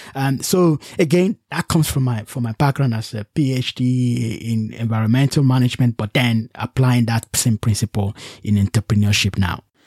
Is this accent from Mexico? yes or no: no; Nigeria; moved away; also born or lived in United Kingdom; I'm from Nigeria